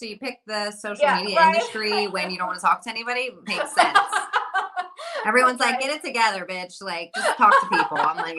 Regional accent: New Jersey, United States; now in Las Vegas, United States; I'm from Jersey, so I'm like straight Jersey.

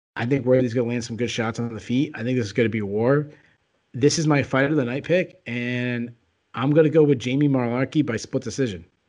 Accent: New England, United States; I am from New England

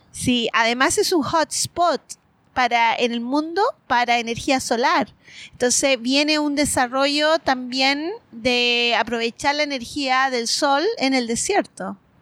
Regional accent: Antofagasta, Chile; moved away as an adult; also born or lived in Japan; yo soy antofagastina, eh, nacida y criada

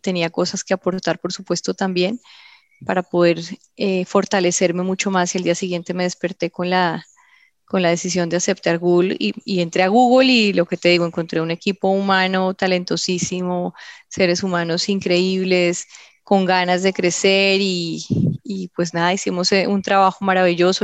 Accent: Colombia; moved away as an adult; also born or lived in London, United Kingdom; cuando me fui de Colombia pensé que los colombianos estábamos todos locos

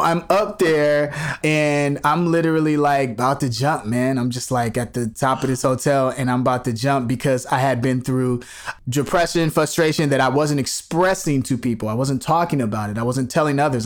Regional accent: Chicago, Illinois, United States; moved away; growing up in Chicago

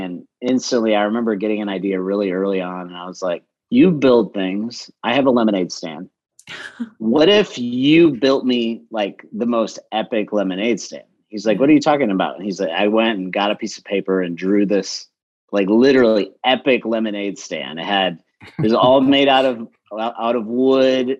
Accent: Lansing, Michigan, United States; moved away as an adult; now in Atlanta, United States; I, I grew up in Lansing, Michigan, and uh, so I'm not from the South

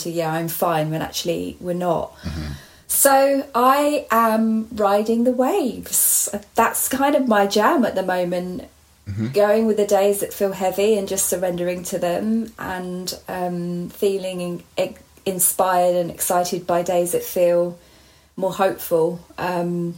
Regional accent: Hertfordshire, East of England, United Kingdom; born or raised there

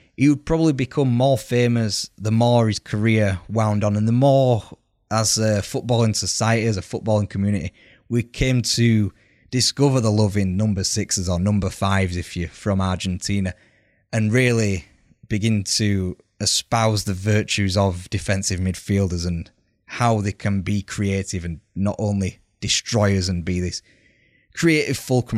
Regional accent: United Kingdom

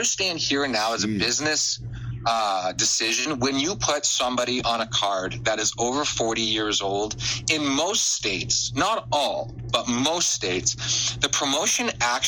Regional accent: Canada; I'm Canadian

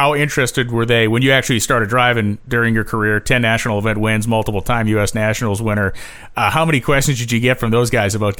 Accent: New England, United States; as a guy from New England, I can tell you that what we don't have here is deserts.

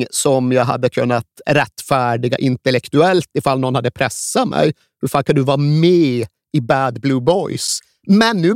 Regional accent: Sweden; Jag är vit svensk.

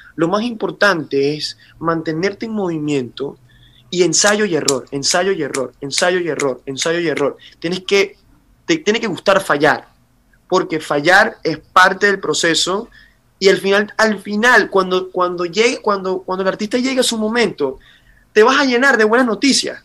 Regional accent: Caracas, Capital District, Venezuela; moved away as an adult; now in Miami, United States; me tocó migrar como venezolano

